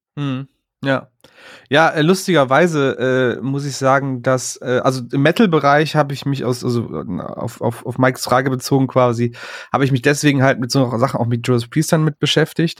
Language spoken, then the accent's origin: German; Aachen, North Rhine-Westphalia, Germany; moved away; aus meiner Heimatstadt aus Aachen